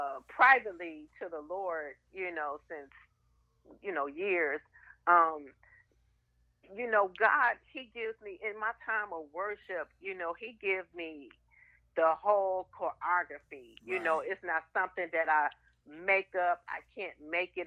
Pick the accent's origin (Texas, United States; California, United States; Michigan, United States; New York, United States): Michigan, United States; Muskegon; I grew up in Muskegon, Michigan